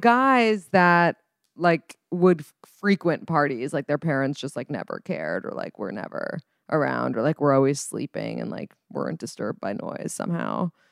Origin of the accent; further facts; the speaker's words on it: New York City, New York, United States; so I grew up in New York City